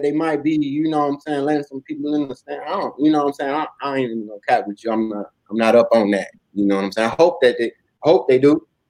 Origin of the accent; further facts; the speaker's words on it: Oklahoma, United States; born there; My people, I was born in Oklahoma. My people from Oklahoma, my people from the Midwest.